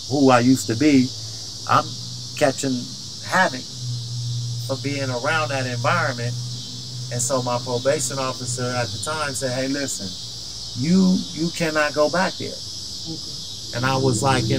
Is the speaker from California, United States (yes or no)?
yes; Oakland, California, United States; I came home. In Oakland